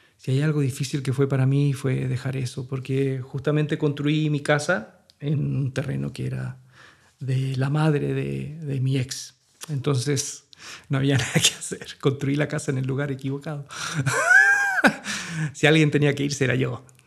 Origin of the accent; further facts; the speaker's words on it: Chile; moved away as an adult; also born or lived in Santiago, Chile; en un sector marginal de Santiago, eh, a dos horas de la ciudad donde estaban mis hijos de mi ciudad natal